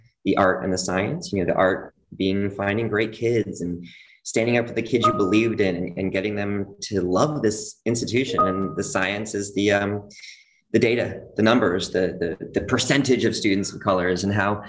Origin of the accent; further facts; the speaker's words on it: Bethesda, Maryland, United States; I grew up in Bethesda, Maryland